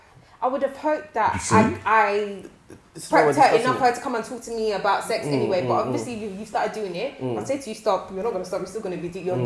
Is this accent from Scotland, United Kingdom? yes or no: no; London, United Kingdom; also born or lived in Kent; I grew up in Finsbury Park.